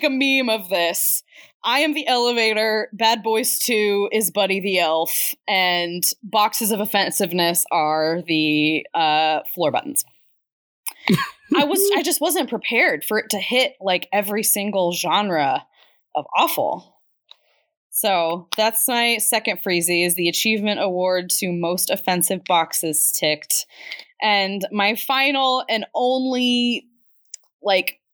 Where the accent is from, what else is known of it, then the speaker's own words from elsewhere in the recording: Midwest, United States; we grew up in the Midwest